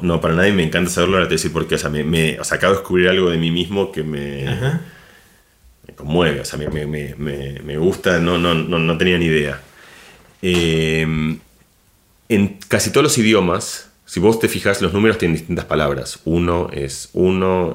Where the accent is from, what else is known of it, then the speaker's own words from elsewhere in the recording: Argentina; moved away as an adult; also born or lived in Barcelona, Spain; now in Madrid, Spain; yo me siento argentino, soy profundo, es decir, ni que hablar de cómo hablo y cómo... Ese es mi lugar, digamos. Argentina es, mi, es, mi casa